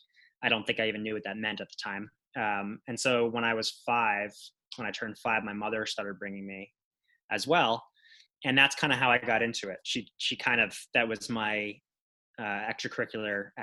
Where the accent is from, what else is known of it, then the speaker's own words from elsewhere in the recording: Long Island, New York, United States; I'm from Long Island